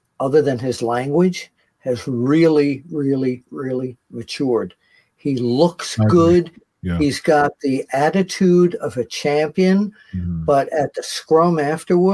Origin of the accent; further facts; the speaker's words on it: New York City, New York, United States; I grew up in Queens